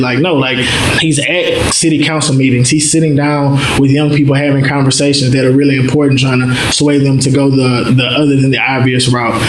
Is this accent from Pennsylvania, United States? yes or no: no; Mansfield, Louisiana, United States; also born or lived in Baton Rouge, Louisiana; I'm from North Louisiana, Mansfield. It's a real small place. You got one of everything: one high school, one McDonald's, one Walmart